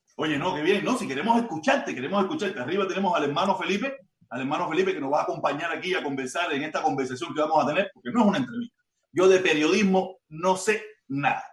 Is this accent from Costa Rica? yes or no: no; Cuba; moved away as an adult; now in Miami, United States; Yo me fui de Cuba hace ya casi 20 años